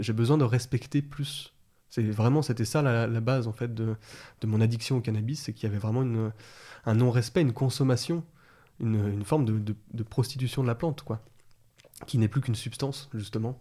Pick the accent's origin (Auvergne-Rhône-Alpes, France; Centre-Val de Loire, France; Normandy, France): Auvergne-Rhône-Alpes, France; Vénissieux; Je suis né à Vénissieux. Et après, j'étais plutôt dans les banlieues euh, lyonnaises